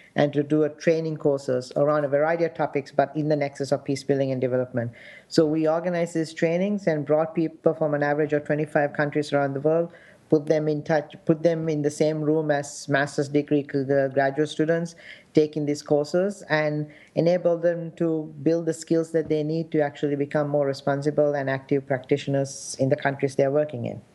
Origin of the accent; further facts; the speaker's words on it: Sri Lanka; now in United States; my experience growing up in Sri Lanka and the conflict